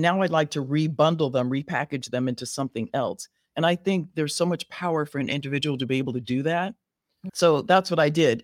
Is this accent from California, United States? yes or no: yes; Riverside, California, United States; moved away as an adult; now in Chicago, United States; I was born and raised in Southern California